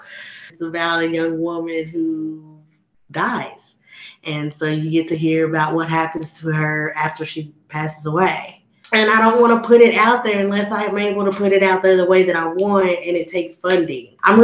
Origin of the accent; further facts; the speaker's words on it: Harrisburg, Pennsylvania, United States; yeah, I had a good experience growing up in Danville and Harrisburg.